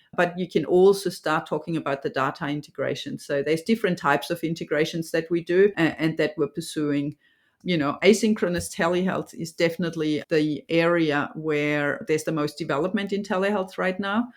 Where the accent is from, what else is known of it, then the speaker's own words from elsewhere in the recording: Germany; now in Australia; I'm obviously from Germany